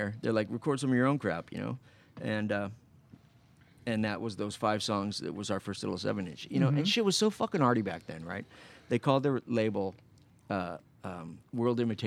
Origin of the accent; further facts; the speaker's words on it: Phoenix, Arizona, United States; now in Los Angeles, United States; I grew up in Sunny Slope, you know, it's like a part of Phoenix